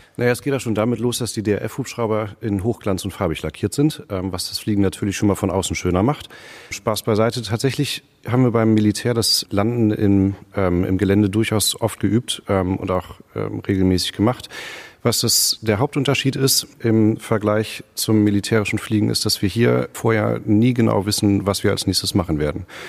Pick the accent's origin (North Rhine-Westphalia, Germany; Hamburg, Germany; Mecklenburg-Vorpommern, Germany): Hamburg, Germany; moved away as an adult; now in Greifswald, Germany; Ich bin in Hamburg aufgewachsen